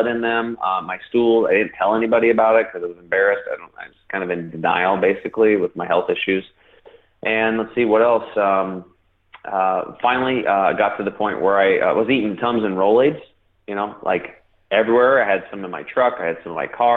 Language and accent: English; Eastern Oregon, United States; I grew up over in Eastern Oregon on a cattle and hay farm